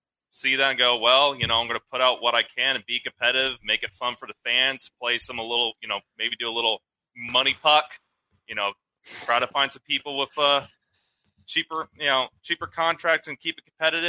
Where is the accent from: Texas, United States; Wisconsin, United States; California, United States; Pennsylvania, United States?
Texas, United States; I can't say I'm a true Minnesota sports fan because I'm from Texas